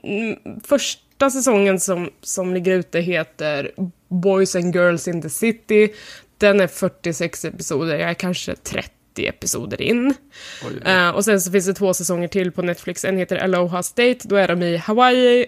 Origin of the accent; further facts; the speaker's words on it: Sweden; för mig som svensk